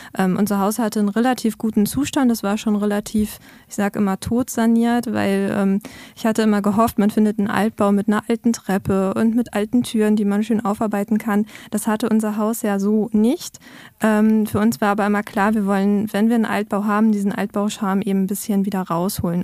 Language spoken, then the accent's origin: German; Neumünster, Schleswig-Holstein, Germany; now in Cottbus, Germany; in Neumünster, in meiner Heimat gewesen, bei meinen Eltern